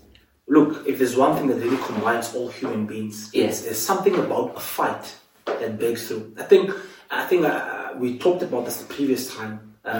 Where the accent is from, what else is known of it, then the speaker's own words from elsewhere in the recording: Cape Town, Western Cape, South Africa; now in Johannesburg, South Africa; I was actually born in Cape Town, moved to the Eastern Cape back in 29.